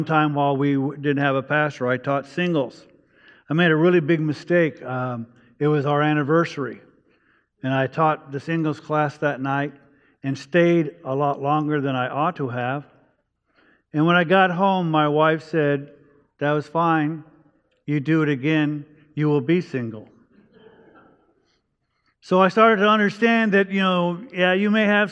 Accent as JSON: {"language": "English", "town": "Los Angeles", "region": "California", "country": "United States", "tie": "born or raised there", "also_born_or_lived": "Virginia", "said": "I grew up in East Los Angeles"}